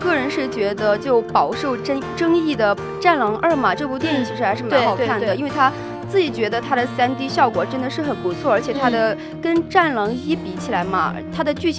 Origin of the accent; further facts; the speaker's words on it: China; 真的是身为中国人的自豪。